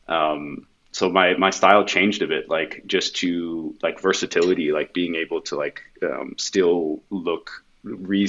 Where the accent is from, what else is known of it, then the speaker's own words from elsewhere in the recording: Northern Virginia, United States; moved away as an adult; now in Amsterdam, Netherlands; I was born and raised in Northern Virginia